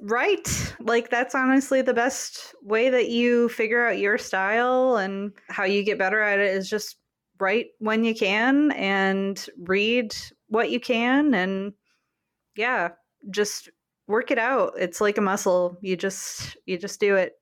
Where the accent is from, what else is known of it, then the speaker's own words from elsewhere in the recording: Grand Rapids, Michigan, United States; my hometown of Grand Rapids